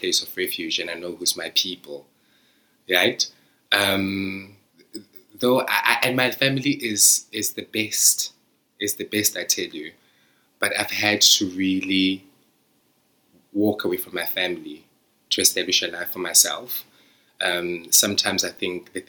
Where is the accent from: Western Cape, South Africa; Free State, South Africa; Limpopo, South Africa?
Free State, South Africa; Sasolburg; now in United Kingdom; I'm living in the United Kingdom from Zamdela. Like, people in my hometown haven't left that hometown